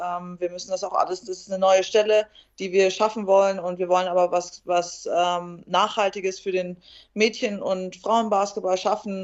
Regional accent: near Munich, Bavaria, Germany; now in Hanover, Germany; Ich, ich komme ja aus der Nähe von München, also darum ist es für mich, äh, wenn ich hier in Hannover jetzt lebe

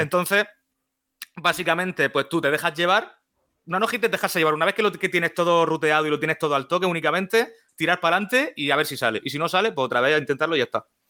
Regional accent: Murcia, Region of Murcia, Spain; soy de Murcia

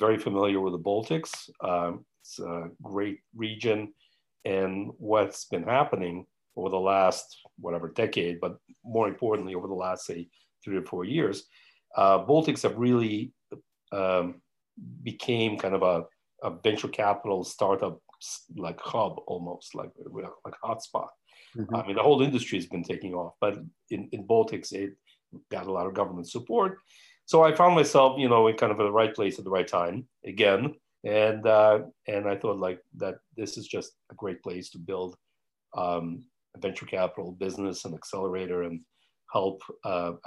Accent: New York, United States; I'm American from New York. That's where I grew up

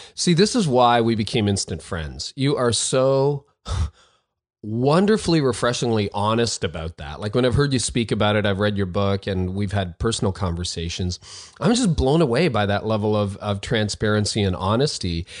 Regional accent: Canada; I'm the Canadian

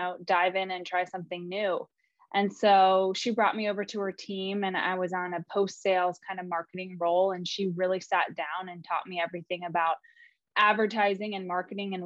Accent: East Coast, United States; I grew up on the East Coast.

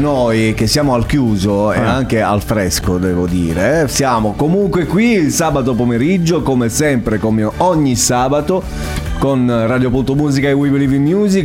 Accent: Altamura, Apulia, Italy; io vengo da Altamura

